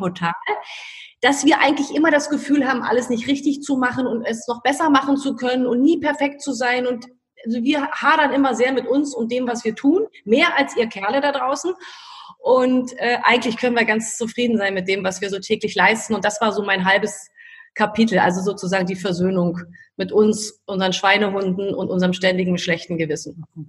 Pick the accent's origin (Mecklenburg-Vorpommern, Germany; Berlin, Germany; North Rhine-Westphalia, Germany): Berlin, Germany; Ich lebe in Berlin. Ich liebe Berlin. Ich bin eine echte Berlinerin.